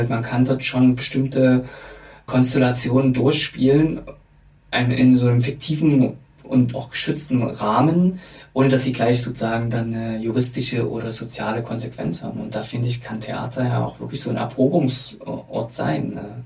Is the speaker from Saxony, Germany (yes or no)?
yes; Dresden, Saxony, Germany; Ich, ich darf das ja als Dresdner sagen, sehr kritisch über meine Heimatstadt sprechen.